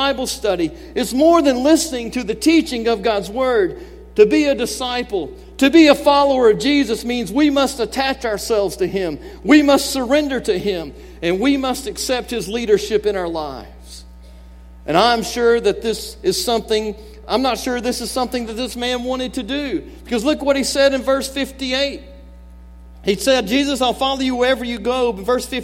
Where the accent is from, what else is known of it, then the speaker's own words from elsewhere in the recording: Mobile, Alabama, United States; moved away as an adult; also born or lived in San Jose, California; I grew up in the Deep South. I grew up in Mobile, Alabama.